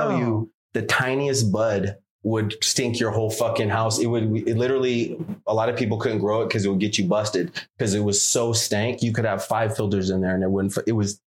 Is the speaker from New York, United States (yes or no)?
no; Sacramento, California, United States; also born or lived in San Francisco Bay Area; I'm from Sac. I grew up in Sac. I moved to the Bay when I was 19.